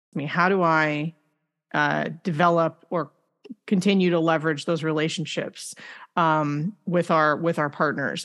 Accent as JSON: {"language": "English", "town": "Rancho Cucamonga", "region": "California", "country": "United States", "tie": "born or raised there", "said": "I grew up in Rancho Cucamonga"}